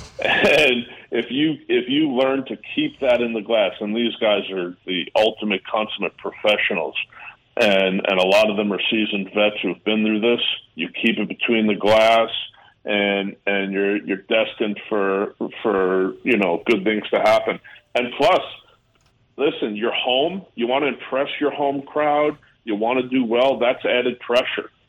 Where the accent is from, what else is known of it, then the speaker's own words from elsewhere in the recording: New York, United States; also born or lived in Canada; Being a New Yorker